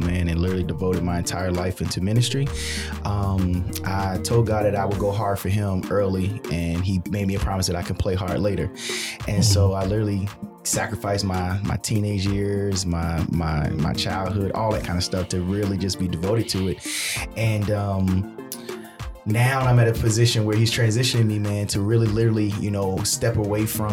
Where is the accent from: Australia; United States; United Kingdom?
United States; Baltimore, Maryland; I grew up in Baltimore, Maryland, born and raised on the playgrounds